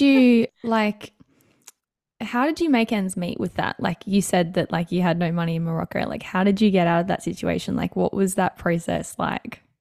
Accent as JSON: {"language": "English", "town": "Noosa", "region": "Queensland", "country": "Australia", "tie": "born or raised there", "said": "My hometown too."}